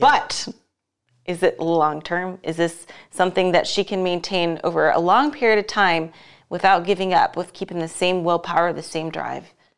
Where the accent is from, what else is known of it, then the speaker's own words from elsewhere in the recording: Las Vegas, Nevada, United States; here in my hometown, Las Vegas